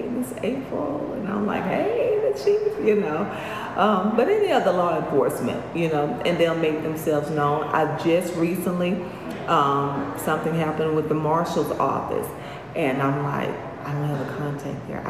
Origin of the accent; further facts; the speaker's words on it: LaGrange, Georgia, United States; also born or lived in Atlanta; I was born and raised here in LaGrange